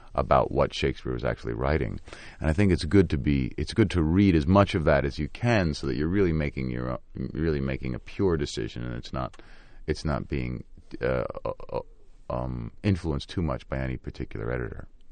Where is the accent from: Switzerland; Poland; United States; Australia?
United States; New York; growing up in the Lower East Side of New York